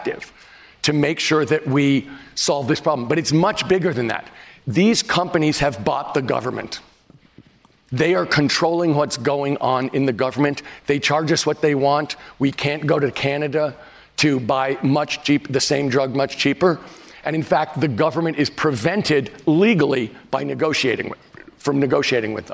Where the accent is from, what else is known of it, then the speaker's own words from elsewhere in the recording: San Francisco, California, United States; my hometown of San Francisco